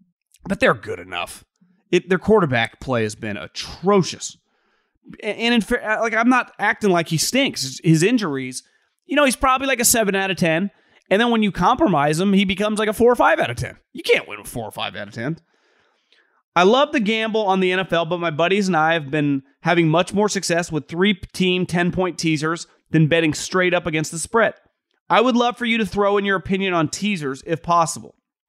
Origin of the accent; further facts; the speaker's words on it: Seattle, Washington, United States; I'm from Seattle, so I'm a huge Seahawks fan.